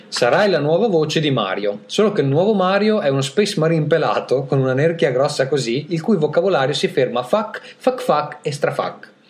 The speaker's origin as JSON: {"language": "Italian", "country": "Italy", "said": "sono italiano"}